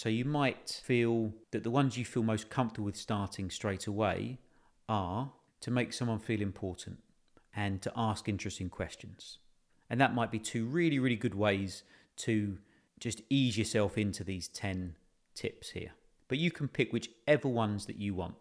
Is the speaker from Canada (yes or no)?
no; United Kingdom; we're British